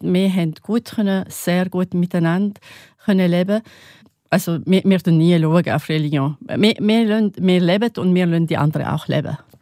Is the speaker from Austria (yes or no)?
no; North Governorate, Lebanon; German is a second language; now in St. Gallen, Switzerland; ich komme aus Nordlibanon